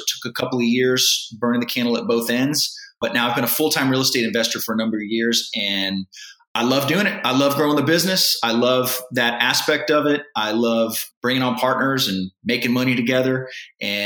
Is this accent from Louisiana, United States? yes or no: no; San Antonio, Texas, United States; I was born and raised in San Antonio, Texas. I still live here